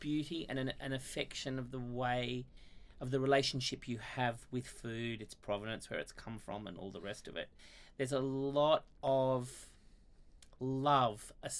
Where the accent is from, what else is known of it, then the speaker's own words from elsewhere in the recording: Australia; I was born here in Australia